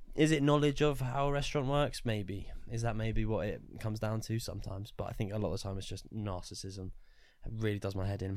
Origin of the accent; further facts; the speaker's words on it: Luton, East of England, United Kingdom; Luton is a town. We're from Luton.